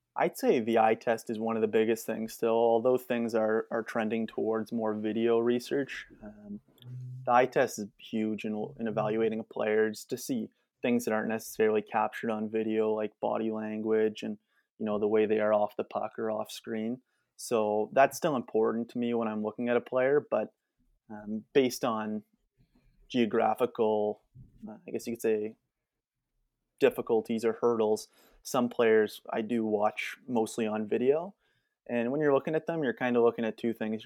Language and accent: English; Whitby, Ontario, Canada; I'm actually from Whitby